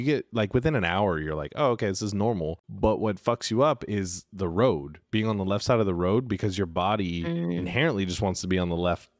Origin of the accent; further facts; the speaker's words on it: California, United States; I grew up in California.